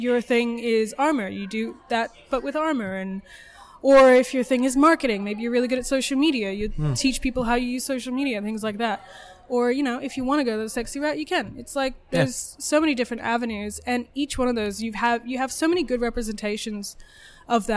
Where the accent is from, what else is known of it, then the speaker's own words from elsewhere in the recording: New Orleans, Louisiana, United States; now in Adelaide, Australia; I grew up in New Orleans.